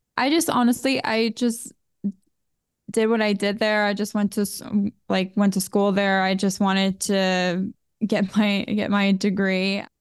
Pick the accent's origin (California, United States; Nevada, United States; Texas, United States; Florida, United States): Florida, United States; Boca Raton; I was born in Boca Raton, Florida, and it was a wonderful city and community to grow up in.